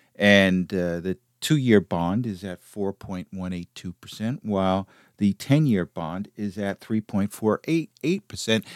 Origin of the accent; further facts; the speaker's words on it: United States; I, as an American